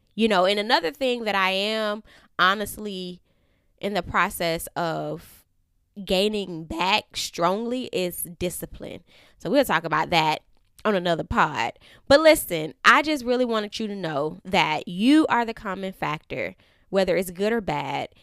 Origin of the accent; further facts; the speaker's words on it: Florida, United States; now in Atlanta, United States; I am from Florida